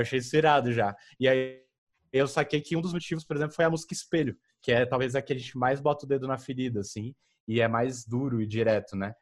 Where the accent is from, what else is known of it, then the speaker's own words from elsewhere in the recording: Federal District, Brazil; moved away; lá da minha terra, de, do Distrito Federal